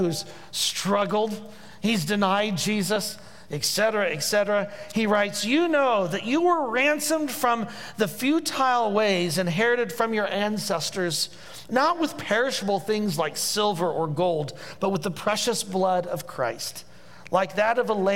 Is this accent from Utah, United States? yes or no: no; Indiana, United States; accent: Hoosier; my Hoosier accent